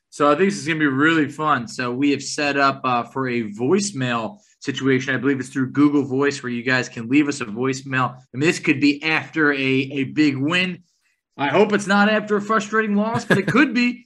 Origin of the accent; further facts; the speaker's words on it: New York, United States; growing up in New York